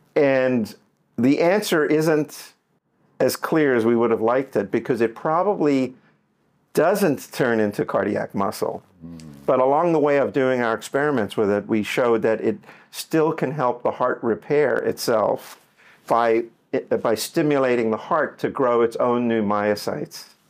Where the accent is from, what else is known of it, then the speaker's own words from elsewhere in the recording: Johannesburg, Gauteng, South Africa; now in Miami, United States; I grew up in Johannesburg, South Africa